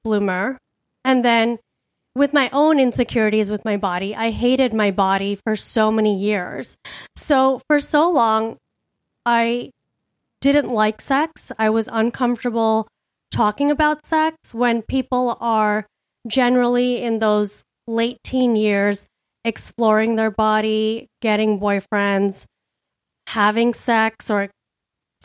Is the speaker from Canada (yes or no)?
no; India; I grew up in a patriarchal culture. I'm Indian.